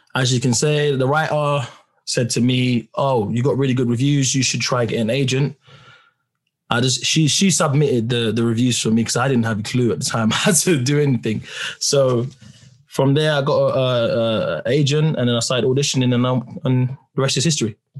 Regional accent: London, United Kingdom; I'm … from Peckham

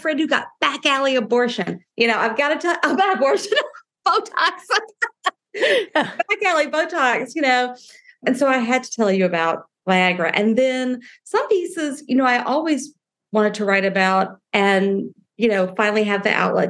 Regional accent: the South, United States; I'm from the South

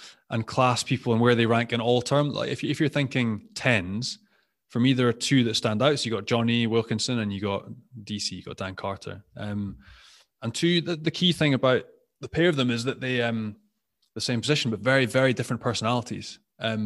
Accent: Scotland, United Kingdom; I'm Scottish, although I do not have my French passport

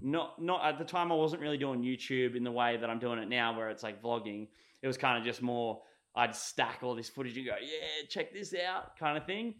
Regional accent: Sunshine Coast, Queensland, Australia; also born or lived in Victoria, Australia; here on the Sunshine Coast, basically. And I did grade one and two there

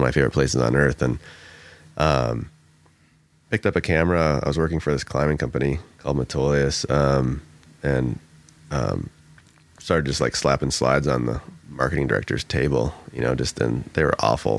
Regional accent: Michigan, United States; moved away as an adult; now in Oregon, United States; I grew up in Michigan, moved out west like 20 years ago

